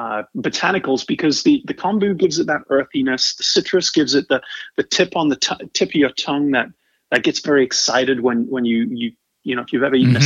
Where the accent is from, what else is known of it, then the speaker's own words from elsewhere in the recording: England, United Kingdom; And you ask me where I'm from, I'm originally from England. Where you're from matters, and you kind of carry that with you the rest of your life. It doesn't matter where you've lived, and I've lived on four continents